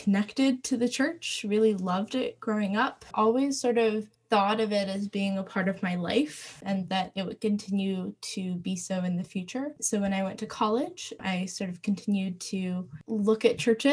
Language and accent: English; Maryland, United States; I was born in Maryland. I grew up on a family farm